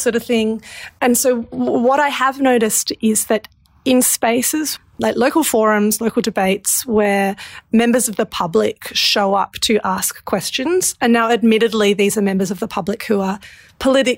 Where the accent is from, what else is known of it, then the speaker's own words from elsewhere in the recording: Australia; we as the Australian public